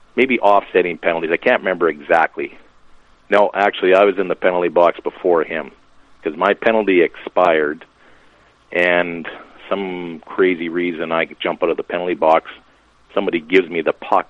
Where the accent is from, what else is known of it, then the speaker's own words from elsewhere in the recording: Lashburn, Saskatchewan, Canada; now in Lloydminster, Canada; I'm from Lashburn. Lashburn has a rink